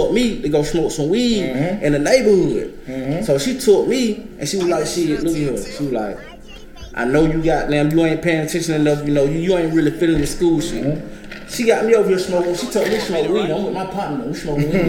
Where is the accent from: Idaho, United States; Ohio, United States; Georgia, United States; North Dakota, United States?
Georgia, United States; Griffin; I'm from Griffin, Georgia, man. Spalding County